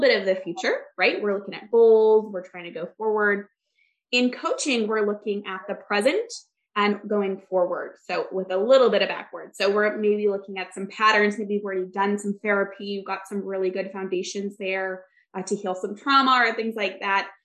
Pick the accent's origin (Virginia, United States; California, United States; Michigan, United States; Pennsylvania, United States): Michigan, United States; now in Orlando, United States; I actually grew up in Michigan